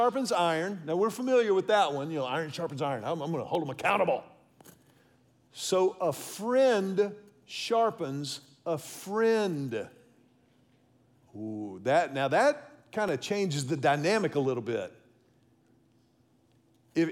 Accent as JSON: {"language": "English", "town": "Houston", "region": "Texas", "country": "United States", "tie": "born or raised there", "said": "my pastor growing up in Houston"}